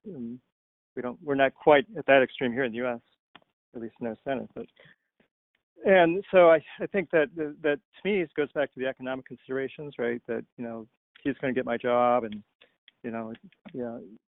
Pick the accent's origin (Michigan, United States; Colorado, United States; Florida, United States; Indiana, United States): Michigan, United States; Detroit; now in California, United States; so I grew up in Detroit, had that experience when I came out here.